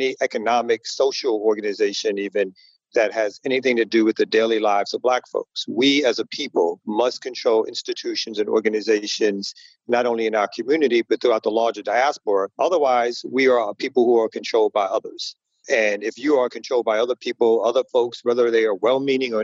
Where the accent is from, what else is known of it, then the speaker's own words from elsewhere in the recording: New York City, New York, United States; moved away as an adult; now in Atlanta, United States; originally I'm from Brooklyn